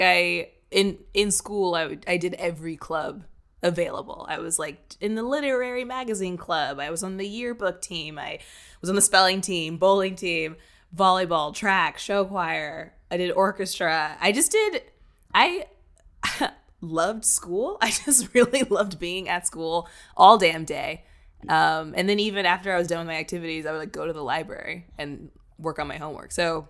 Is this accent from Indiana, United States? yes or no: yes; Indiana, United States; also born or lived in Japan / Kentucky / Texas / Virginia; So like I was born in Japan, and then we moved to Kentucky, and then Texas, and then Virginia, and then California. And then my parents split, and I moved to Indiana and stayed there till 18.